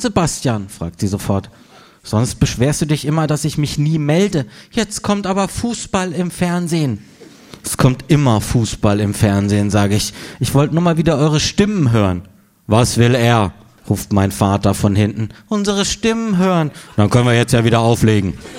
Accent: Freiburg, Baden-Württemberg, Germany; moved away; meiner Heimatstadt Freiburg

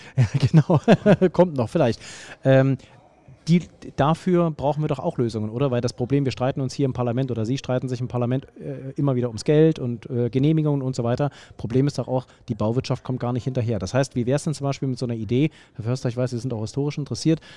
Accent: the East, East Germany, Germany; now in Berlin, Germany; Ich komme äh, aus dem Osten. Ähm, ich bin mit der Straßenbahn äh, groß geworden

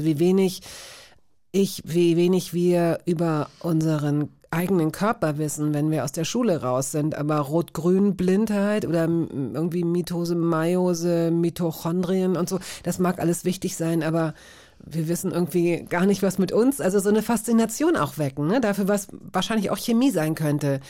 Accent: West Germany, Germany; als Wessi

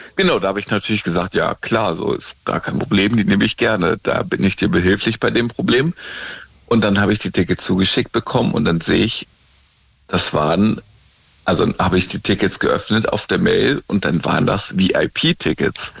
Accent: near Kassel, Northern Hesse, Germany; moved away as an adult; also born or lived in Dortmund; now in Stuttgart, Germany; eigentlich aus Nordhessen, äh, kennt keiner Nähe von Kassel, aber so eine Kleinstadt

